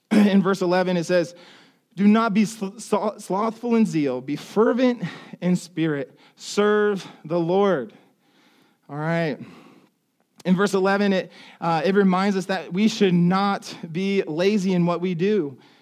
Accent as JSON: {"language": "English", "region": "Ohio", "country": "United States", "moved": "yes", "said": "I come from Ohio"}